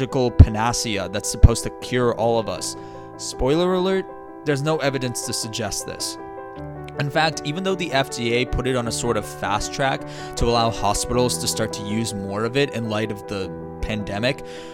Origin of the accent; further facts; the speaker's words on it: Massachusetts, United States; my home state of Massachusetts